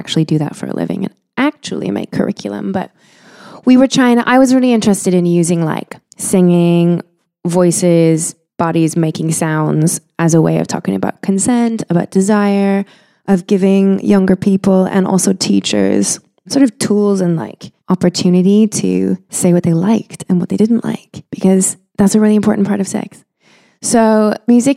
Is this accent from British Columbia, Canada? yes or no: no; Winnipeg, Manitoba, Canada; now in London, United Kingdom; I grew up in Winnipeg, Manitoba